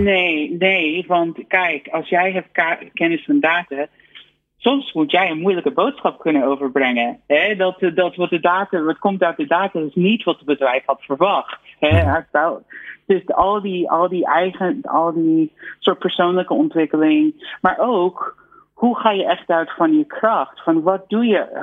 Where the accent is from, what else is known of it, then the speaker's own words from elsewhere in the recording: United States; Dutch is a second language; now in Netherlands; ik denk persoonlijk als, als Amerikaan